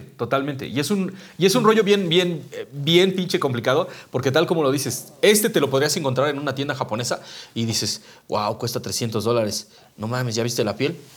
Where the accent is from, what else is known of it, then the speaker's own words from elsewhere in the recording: Mexico City, Mexico; nosotros somos la Ciudad de México